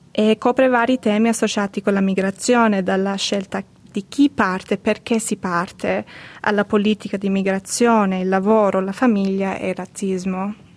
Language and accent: Italian; Australia; Nata e cresciuta in Australia di genitori siciliani